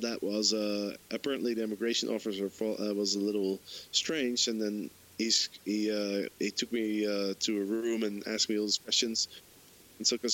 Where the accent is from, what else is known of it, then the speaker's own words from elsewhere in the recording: Amsterdam, North Holland, Netherlands; I'm from Amsterdam